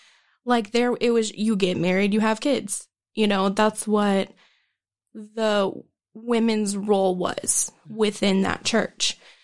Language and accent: English; Broken Arrow, Oklahoma, United States; I grew up in Broken Arrow and we moved around a lot.